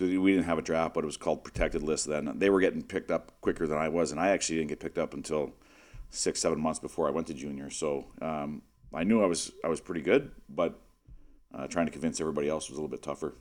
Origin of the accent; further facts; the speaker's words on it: Western Canada, Canada; growing up in Western Canada, all winter you're on the ice all day long.